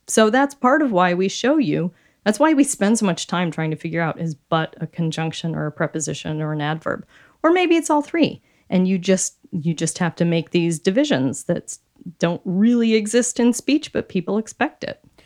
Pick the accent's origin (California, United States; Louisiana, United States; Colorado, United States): Colorado, United States; Wheat Ridge; I grew up in the city of Wheat Ridge